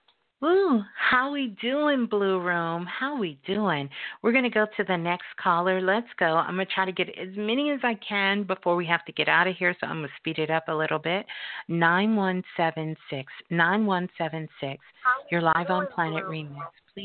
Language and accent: English; Brooklyn, New York, United States; Hey, you calling from my birth city. Brooklyn. I'm a Brooklyn girl.